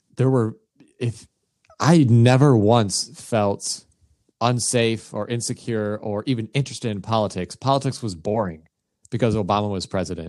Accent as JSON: {"language": "English", "country": "United States", "said": "as an American"}